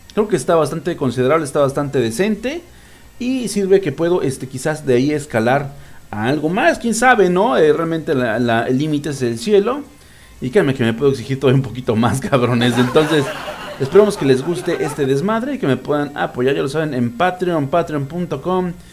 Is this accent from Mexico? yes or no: yes; Mexico; soy un pinche mexicano bien ridículo